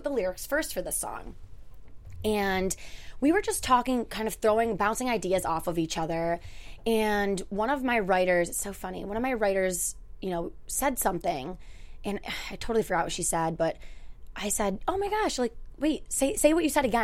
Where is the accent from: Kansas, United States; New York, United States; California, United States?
New York, United States; Utica; I'm from Utica, New York